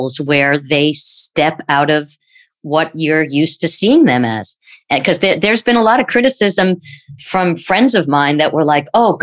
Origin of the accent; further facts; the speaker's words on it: New York, United States; growing up in New York